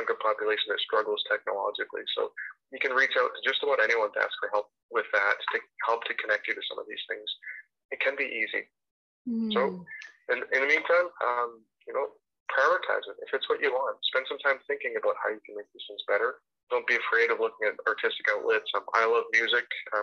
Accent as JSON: {"language": "English", "town": "Edmonton", "region": "Alberta", "country": "Canada", "tie": "born or raised there", "also_born_or_lived": "Greater Vancouver", "moved": "yes", "lives_now": "Vancouver, Canada", "said": "I grew up in Edmonton, Alberta"}